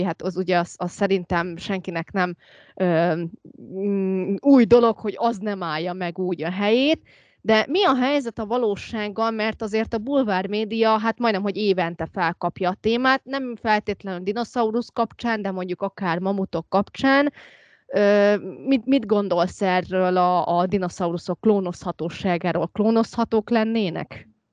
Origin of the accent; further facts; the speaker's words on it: Úrkút, Veszprém County, Hungary; hát urkuti vagyok, amit van ajka mellett